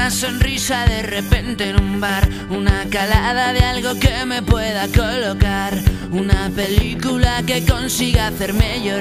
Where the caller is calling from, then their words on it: Alicante, Valencian Community, Spain; de Alicante y a mí eh, lo mejor del día, eh, lo que me encanta es eh, levantarme, ponerme en la terraza con mi café con leche